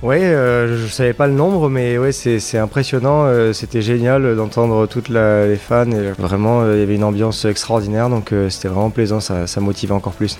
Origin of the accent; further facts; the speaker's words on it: Grasse, Provence-Alpes-Côte d'Azur, France; Je suis né à Grasse, donc j'ai toujours vécu ici